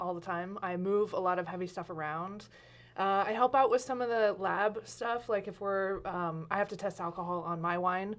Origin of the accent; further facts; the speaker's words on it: Medford, Oregon, United States; also born or lived in Lompoc, California / Talent, Oregon; I grew up Southwest Medford, like a mile from here